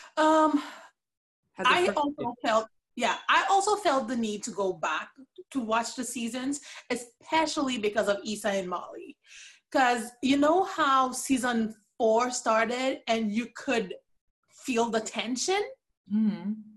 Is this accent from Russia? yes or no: no; Port-au-Prince, Ouest, Haiti; moved away as an adult; now in Canada; I was born and raised in Port au Prince, Haiti. I currently live in Canada.